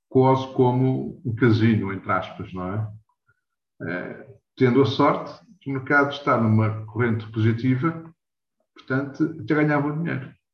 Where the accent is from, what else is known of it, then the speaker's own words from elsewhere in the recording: Lisbon, Portugal; eu nasci em Lisboa, nada e criado em Lisboa